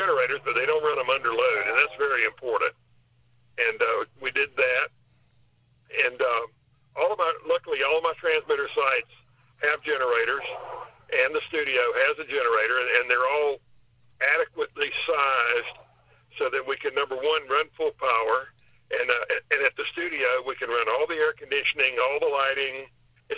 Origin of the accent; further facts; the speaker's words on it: Panama City, Florida, United States; I was born and raised in Panama City